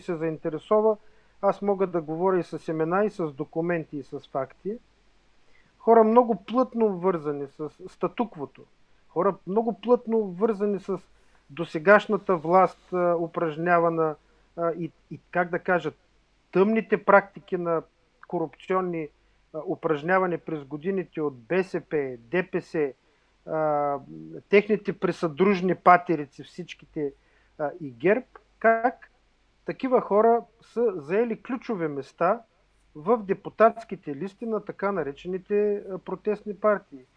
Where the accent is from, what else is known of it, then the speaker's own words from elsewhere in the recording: Burgas, Burgas Province, Bulgaria; Аз съм от Бургас